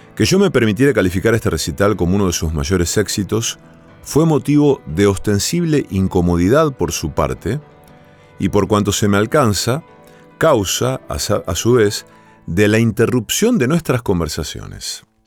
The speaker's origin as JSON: {"language": "Spanish", "town": "Villa Cañas", "region": "Santa Fe", "country": "Argentina", "tie": "born or raised there", "said": "mi pueblo natal, en Villa Cañas"}